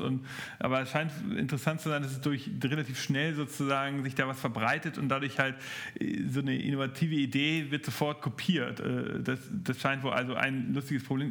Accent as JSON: {"language": "German", "country": "Germany", "said": "bei uns in Deutschland"}